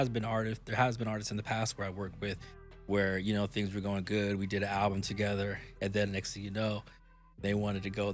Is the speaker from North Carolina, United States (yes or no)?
no; Portland, Oregon, United States; I'm from Portland